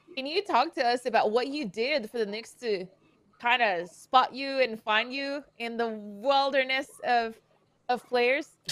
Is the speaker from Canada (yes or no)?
yes; Canada; moved away; I'm from Canada. I'm from the north